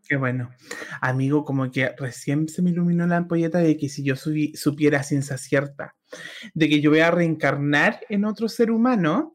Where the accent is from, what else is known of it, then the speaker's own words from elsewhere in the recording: Arica y Parinacota, Chile; yo realmente no sé si soy chilena